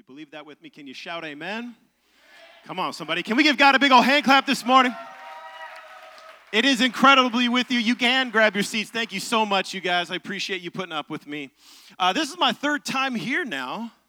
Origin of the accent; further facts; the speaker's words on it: Seattle, Washington, United States; moved away as an adult; now in Nashville, United States; I'm originally from Seattle, Tacoma area, and we've been in Nashville for about 6 years, and we love this city.